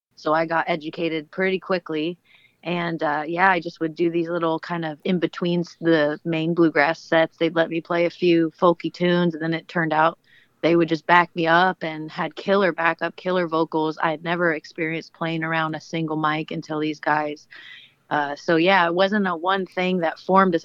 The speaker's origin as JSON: {"language": "English", "town": "Portland", "region": "Oregon", "country": "United States", "tie": "born or raised there", "said": "Joe and I actually are born and raised in Portland, so we know the city fairly well"}